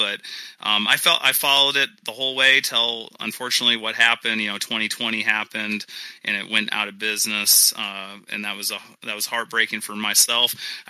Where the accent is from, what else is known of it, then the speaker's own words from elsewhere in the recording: Sioux Falls, South Dakota, United States; also born or lived in Denver; my hometown of Sioux Falls, South Dakota